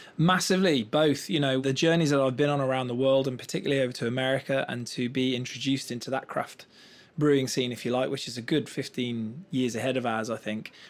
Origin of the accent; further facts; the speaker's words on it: Black Country, West Midlands, United Kingdom; And I come from the West Midlands, from a little place called the Black Country.